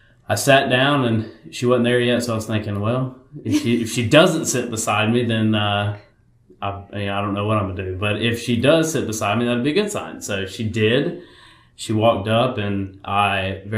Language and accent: English; Florence, South Carolina, United States; I am from Florence, here in Florence, and I grew up here, went to Florence Christian